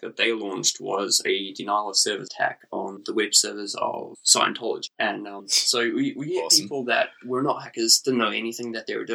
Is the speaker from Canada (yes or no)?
no; South Africa; now in New Zealand; Originally, I was from South Africa. Our parents came here because the crime rate was horrible